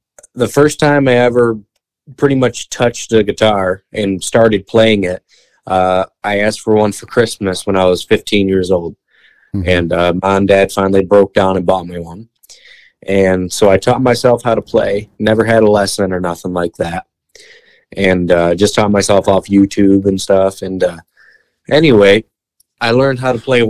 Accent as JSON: {"language": "English", "town": "Millington", "region": "Michigan", "country": "United States", "tie": "born or raised there", "said": "my hometown"}